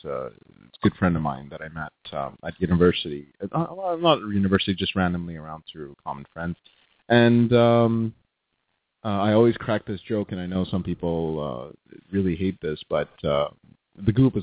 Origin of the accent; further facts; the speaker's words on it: Mumbai, Maharashtra, India; moved away as an adult; now in Abbotsford, Canada; I grew up in Bombay, so Mumbai.